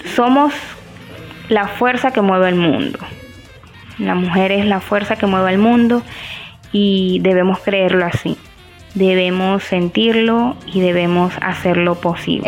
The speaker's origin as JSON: {"language": "Spanish", "country": "Venezuela", "also_born_or_lived": "Barranquilla, Colombia", "moved": "as an adult", "lives_now": "Riohacha, Colombia", "said": "Soy licenciada en comunicación social, egresada de, una universidad en Venezuela desde hace 10 años aproximadamente."}